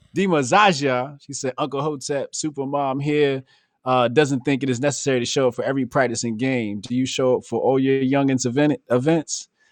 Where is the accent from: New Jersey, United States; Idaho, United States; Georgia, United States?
New Jersey, United States; I grew up in Jersey.